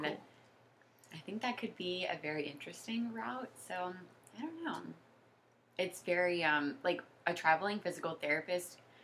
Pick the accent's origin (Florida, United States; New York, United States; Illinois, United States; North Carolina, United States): Florida, United States; Jacksonville; moved away as an adult; now in Washington, D.C., United States; we're both from Jacksonville and then we both went to UCF